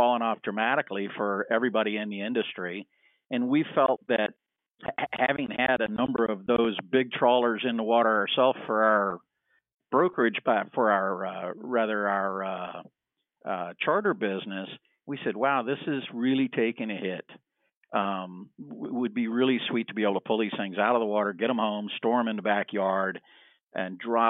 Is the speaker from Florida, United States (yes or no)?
yes; Miami, Florida, United States; I grew up in Miami, and there was a boat builder right next door to us